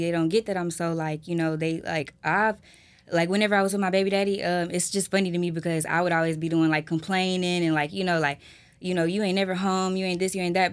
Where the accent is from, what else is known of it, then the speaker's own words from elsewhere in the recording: Houston, Texas, United States; I'm from Houston